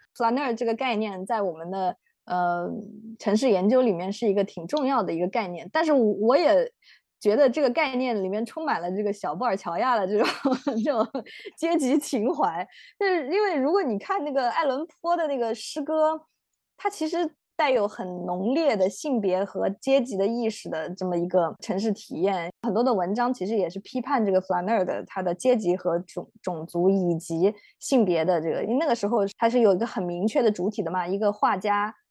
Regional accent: China; 我们中国人

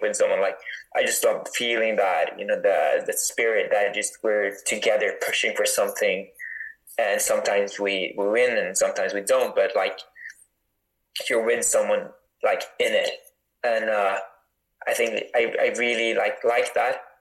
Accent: Northern Norway, Norway; I grew up in like northern Norway

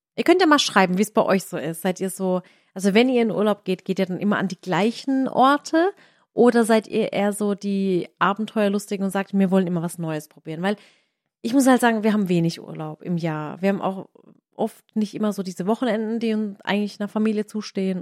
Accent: Waghäusel, Baden-Württemberg, Germany; meine Heimat ist hier Warkhäusel, aber das ist irgendwie trotzdem so, so die zweite Heimat

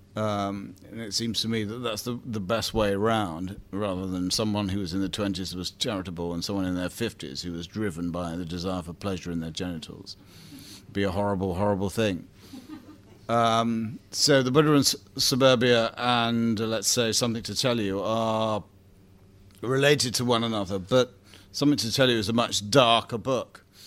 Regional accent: Bromley, London, United Kingdom; I come from Bromley

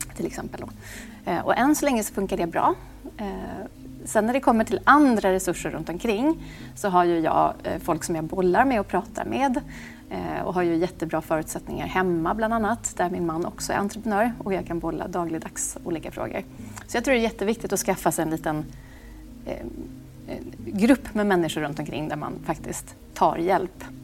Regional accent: Åmål, Västra Götaland, Sweden; moved away; also born or lived in Monaco; Jag kommer från Åmål, en liten stad, eh, där man egentligen kan få utrymme att göra vad man vill.

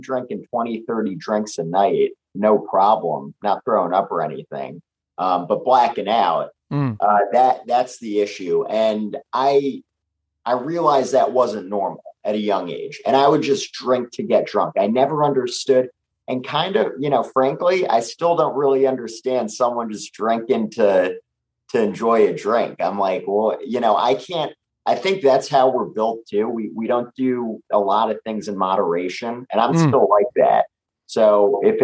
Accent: New York City, New York, United States; we're both New York guys. I think it's something growing up in the city

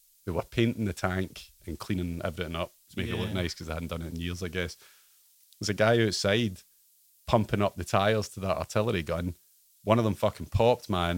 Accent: Ayr, Scotland, United Kingdom; also born or lived in Rome; Grew up in Ayr

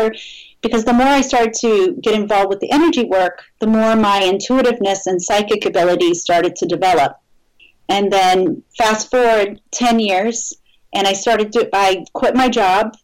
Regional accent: New Orleans, Louisiana, United States; moved away; I'm originally from New Orleans

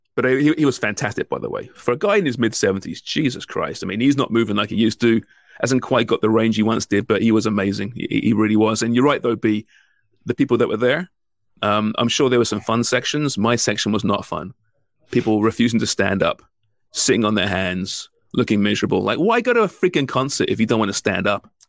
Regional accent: England, United Kingdom; now in Canada; I'm English

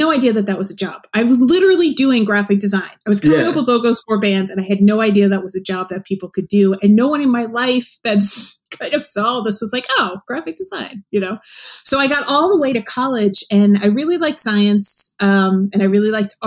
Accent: New York, United States; also born or lived in Boston; I'm from New York originally

